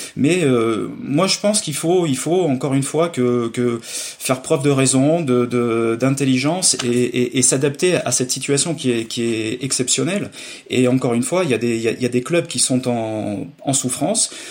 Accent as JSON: {"language": "French", "area": "Limousin", "region": "Nouvelle-Aquitaine", "country": "France", "said": "chez nous en Limousin"}